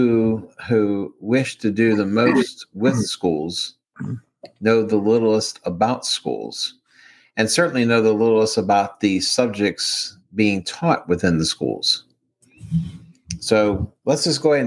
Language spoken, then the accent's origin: English; Baltimore, Maryland, United States; accent: Maryland; moved away; also born or lived in the South; I grew up in Baltimore when it was changing from a steel industrial